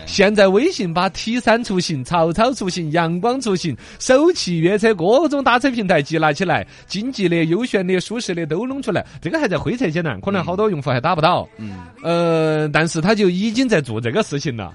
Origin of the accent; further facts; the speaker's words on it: China; 我们中国人都很傲娇